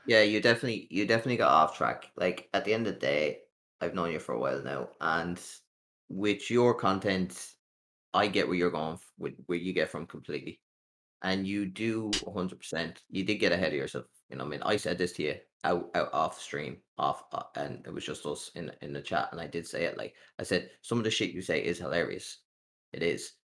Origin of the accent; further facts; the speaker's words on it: Ireland; I'm an Irish content creator